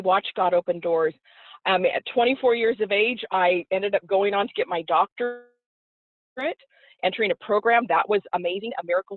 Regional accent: Oregon, United States; moved away as an adult; also born or lived in Florida; I'm from Oregon, yeah. originally. This young girl from Oregon

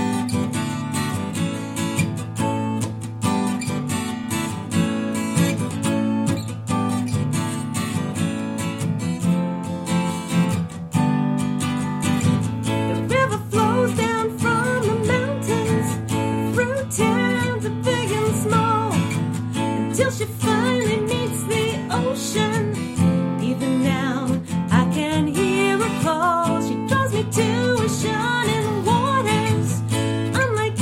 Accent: Rhinebeck, New York, United States; So I'm a native of the Hudson Valley. I grew up right here in Rhinebeck. Didn't go very far

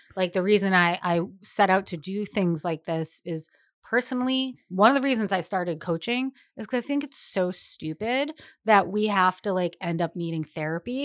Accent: Boston, Massachusetts, United States; now in Rhode Island, United States; being a Bostonian who's now Rhode Islander for many years

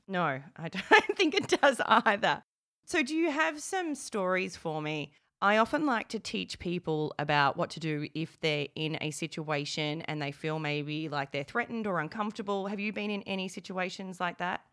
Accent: Melbourne, Victoria, Australia; I'm from Melbourne

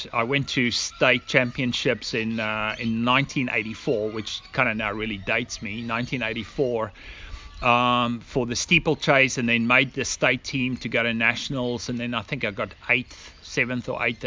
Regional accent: South Africa; moved away as an adult; also born or lived in United States; now in Australia; we immigrated from South Africa to Australia at approximately, I think it's going about 16 years ago

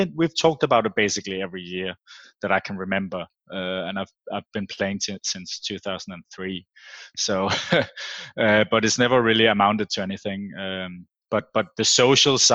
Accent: Farum, Capital Region of Denmark, Denmark; I've born and raised in Denmark, but I do have Australian family

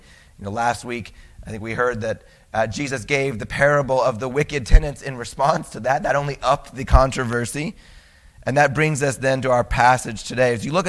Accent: United States; I'm an American. I live in a state. I live in a city.

